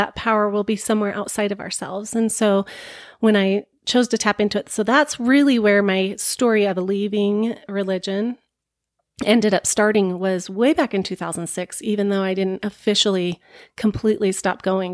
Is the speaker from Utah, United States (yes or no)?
yes; Bountiful, Utah, United States; moved away as an adult; also born or lived in Seattle; I was born and raised Mormon in Bountiful, Utah